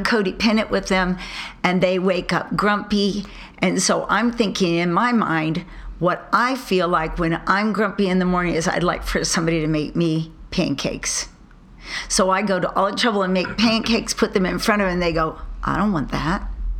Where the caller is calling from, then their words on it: California, United States; from California.